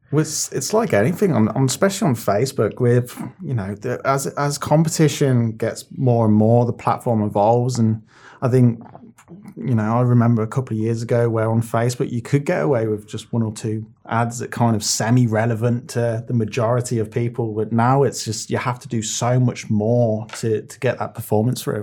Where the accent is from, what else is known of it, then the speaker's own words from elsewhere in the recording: Birmingham, West Midlands, United Kingdom; where I grew up in Birmingham.